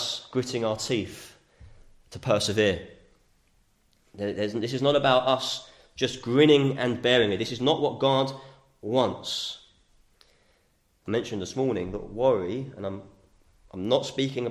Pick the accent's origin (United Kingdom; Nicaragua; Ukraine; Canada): United Kingdom; We're British